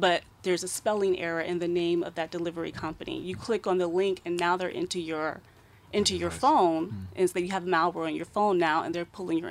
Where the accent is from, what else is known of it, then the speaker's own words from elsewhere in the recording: United States; moved away; I'm from the States